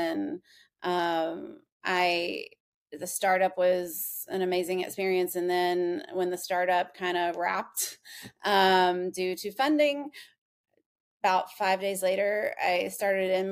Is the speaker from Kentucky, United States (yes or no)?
yes; Kentucky, United States; born and raised in Kentucky